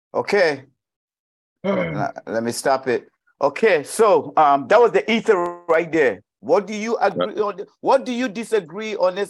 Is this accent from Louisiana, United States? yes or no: yes; New Orleans, Louisiana, United States; I'm from New Orleans, I'm from the east side, man, we ain't got much